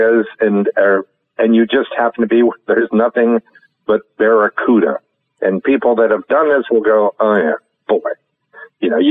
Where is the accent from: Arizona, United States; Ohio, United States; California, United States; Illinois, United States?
California, United States; Northern; I'm from Northern California. I'm from the other California